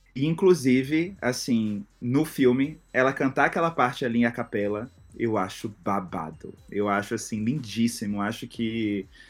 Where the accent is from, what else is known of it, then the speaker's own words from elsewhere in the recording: Itabuna, Bahia, Brazil; minha cidade, Tabuna, eu sou do interior da Bahia